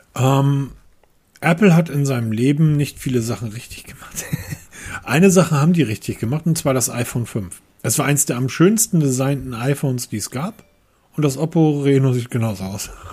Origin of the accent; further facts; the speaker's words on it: Hamburg, Germany; ich als Hamburger